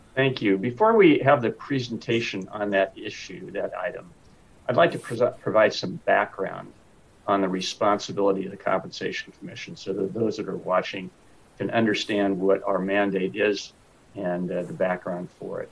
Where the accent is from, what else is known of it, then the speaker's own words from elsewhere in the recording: Sacramento, California, United States; born and raised in Sacramento. Been a resident here for 68 of my 74 years